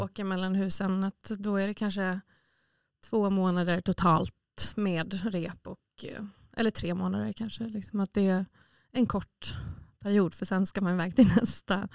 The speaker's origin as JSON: {"language": "Swedish", "country": "Åland Islands", "tie": "born or raised there", "said": "jag har ju sedan jag var liten sett liksom mm. äldre förebilder här på Åland"}